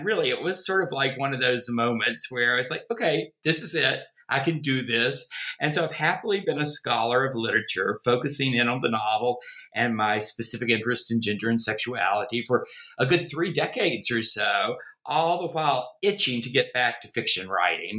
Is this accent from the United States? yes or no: yes; North Carolina, United States; accent: Southern; also born or lived in Virginia; you can tell from my accent, I am a Southerner, a born in the American South, in Virginia, grew up in North Carolina. Try as I may, I've never been able to get rid of the accent